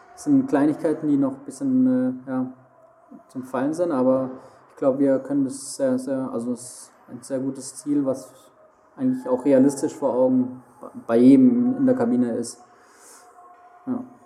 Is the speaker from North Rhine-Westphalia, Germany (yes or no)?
no; Heilbronn, Baden-Württemberg, Germany; also born or lived in Mannheim; now in Frankfurt, Germany; quasi fast neben Heilbronn, wo ich herkomme